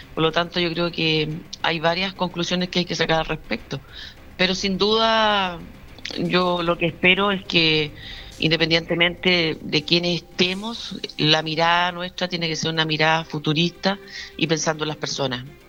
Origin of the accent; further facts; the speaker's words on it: southern Maule, Chile; tomé la decisión de quedarme en el Maule Sur porque esta es mi tierra, esta es mi gente